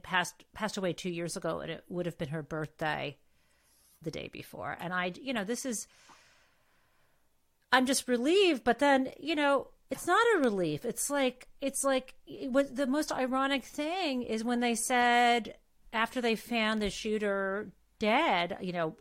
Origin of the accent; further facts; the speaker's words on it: Michigan, United States; I'm from Michigan